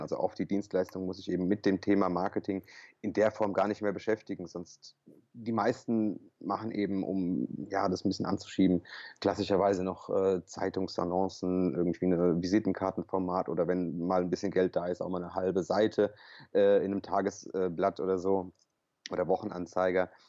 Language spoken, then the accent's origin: German; Offenbach am Main, Hesse, Germany; ich bin kroatischer Hesse äh, gebürtig hier aus Offenbach